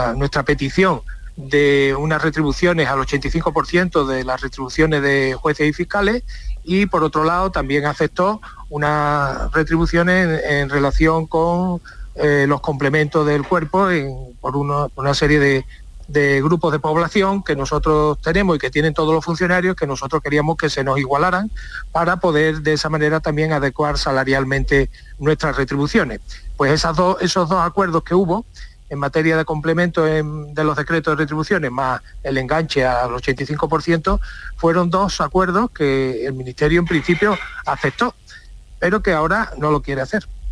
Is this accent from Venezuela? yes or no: no; Seville, Andalusia, Spain; soy sevillano